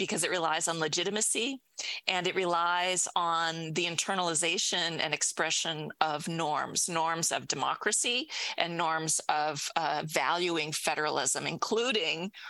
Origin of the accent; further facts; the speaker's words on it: United States; as an American